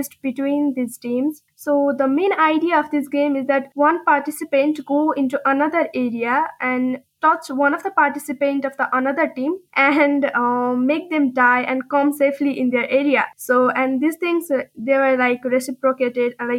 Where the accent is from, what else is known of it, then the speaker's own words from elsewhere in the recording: Kathmandu, Bagmati, Nepal; I'm from Kathmandu, Nepal.